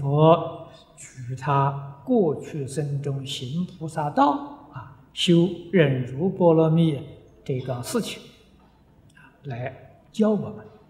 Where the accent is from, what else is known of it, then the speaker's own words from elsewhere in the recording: China; 歌利翻成中国的意思就是。很残忍的，很粗暴的，我们中国人讲暴君的